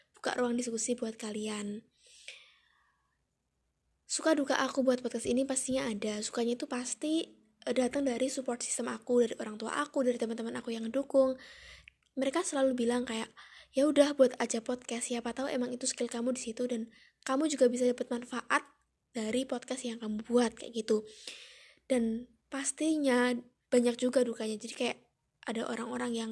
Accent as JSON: {"language": "Indonesian", "town": "Yogyakarta", "region": "Special Region of Yogyakarta", "country": "Indonesia", "tie": "born or raised there", "said": "aku anak pertama dari dua bersaudara dan aku asli dari Yogyakarta."}